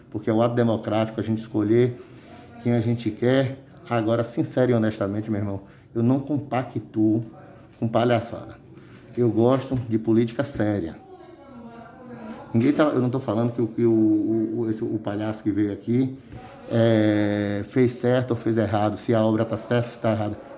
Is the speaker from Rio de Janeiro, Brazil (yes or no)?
no; Santo Estevão, Bahia, Brazil; Por Santo Estevão, que é a terra que eu amo tanto, é a terra que eu vivo, é a terra onde eu nasci, onde eu me criei e a terra onde eu quero, eu quero terminar, é aqui.